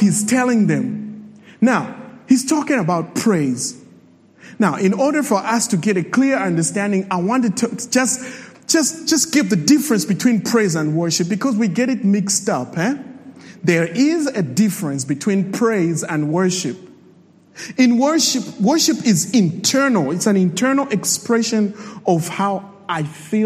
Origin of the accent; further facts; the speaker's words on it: Zambia; I'm from Zambia